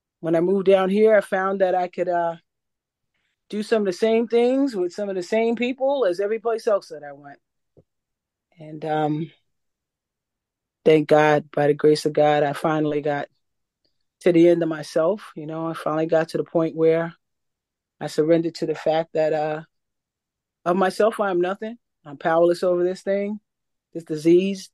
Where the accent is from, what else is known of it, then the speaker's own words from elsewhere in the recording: New York, United States; moved away as an adult; also born or lived in California; now in North Carolina, United States; I was born in New York in the 60s.